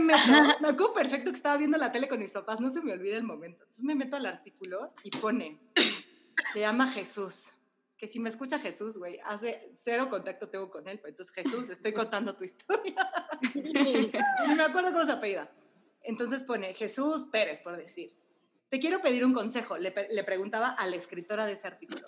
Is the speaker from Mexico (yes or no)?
yes; Mexico; yo como buena mexicana